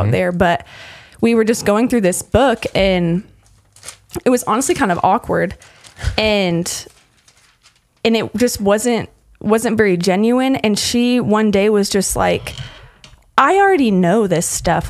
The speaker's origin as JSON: {"language": "English", "town": "Lincoln", "region": "Nebraska", "country": "United States", "tie": "born or raised there", "also_born_or_lived": "Utah / Texas", "moved": "as an adult", "said": "I'm from Lincoln, Nebraska originally, um, and I grew up um, doing FCA at my school. So, junior high through high school"}